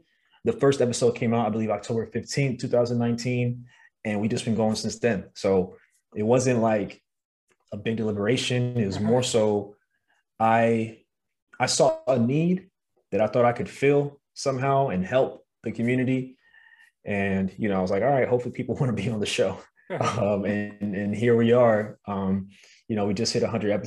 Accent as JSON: {"language": "English", "town": "New York City", "region": "New York", "country": "United States", "moved": "as an adult", "lives_now": "Los Angeles, United States", "said": "I'm from Brooklyn, New York"}